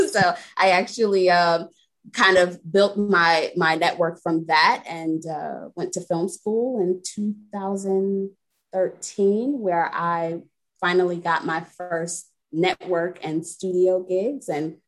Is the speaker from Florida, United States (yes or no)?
no; New York City, New York, United States; now in Delaware, United States; I am not originally from Delaware, originally from New York City, but I'm a bit of a nomad, so I've been everywhere.